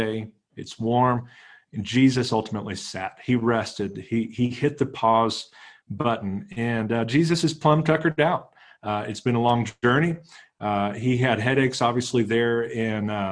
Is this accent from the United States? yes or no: yes; Texas, United States; we're both from Texas